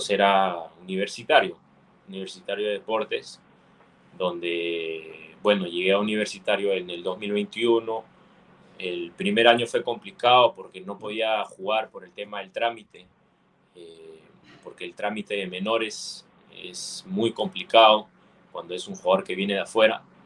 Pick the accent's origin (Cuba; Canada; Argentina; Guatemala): Canada; Longueuil, Quebec; yo nací en Canadá, este, mis papás son peruanos los dos